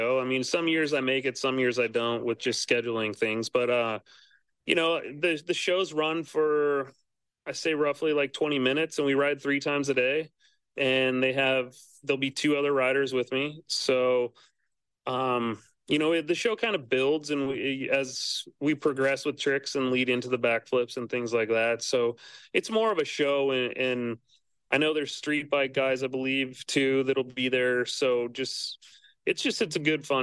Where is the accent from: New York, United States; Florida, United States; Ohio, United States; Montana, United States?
Montana, United States; also born or lived in California; I was born and raised in Montana